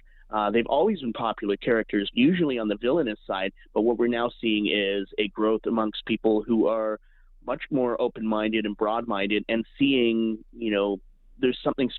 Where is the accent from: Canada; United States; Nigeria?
Canada; Alberta; I grew up in Alberta on a steady diet of Stampede Wrestling.